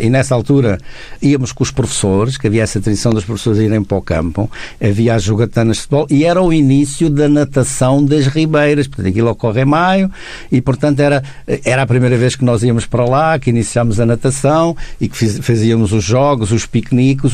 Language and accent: Portuguese; Comenda, Alentejo, Portugal; moved away; 10 km da minha terra